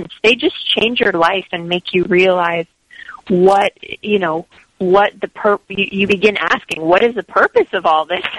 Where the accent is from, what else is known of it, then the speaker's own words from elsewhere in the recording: Los Angeles, California, United States; moved away; I grew up in Los Angeles, in Hollywood, actually.